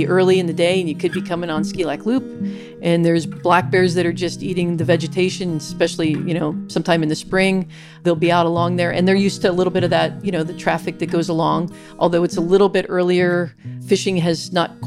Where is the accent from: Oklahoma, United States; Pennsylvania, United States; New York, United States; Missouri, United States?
Pennsylvania, United States; now in Soldotna, United States; I grew up in Pennsylvania